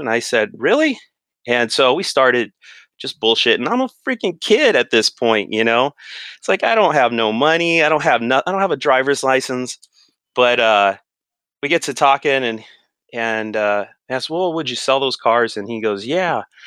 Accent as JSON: {"language": "English", "area": "Riverside County", "region": "California", "country": "United States", "tie": "born or raised there", "also_born_or_lived": "Los Angeles County", "said": "Just a kid, we moved from Los Angeles County out to Riverside County."}